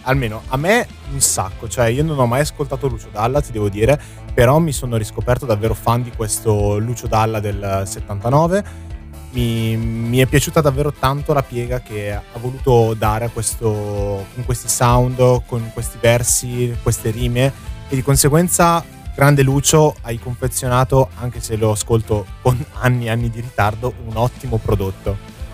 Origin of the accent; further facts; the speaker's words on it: Milan, Lombardy, Italy; da buon milanese